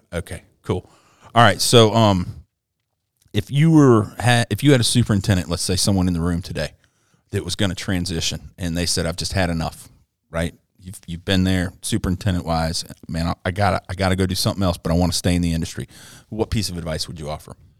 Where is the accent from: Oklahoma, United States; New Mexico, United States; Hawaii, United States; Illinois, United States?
Hawaii, United States; moved away; growing up in Hawaii playing golf